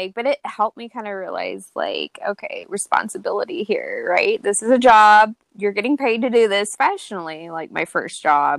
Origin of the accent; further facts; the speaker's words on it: Yukon, Oklahoma, United States; moved away as an adult; now in Michigan, United States; I grew up in Yukon, Oklahoma. So I currently live in Michigan, but most of my life I grew up in Oklahoma.